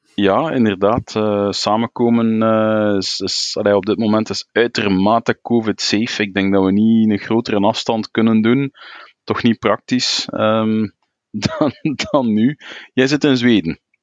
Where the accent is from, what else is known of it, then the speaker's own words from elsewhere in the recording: Belgium; België ja, is tweetalig. We hebben een, een, een, een Nederlandstalig gebied, Vlaanderen